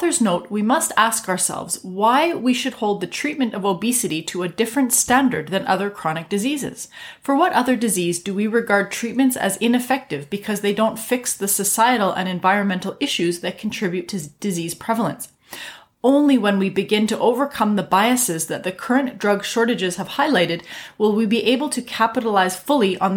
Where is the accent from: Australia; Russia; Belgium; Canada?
Canada; I'm a Canadian physician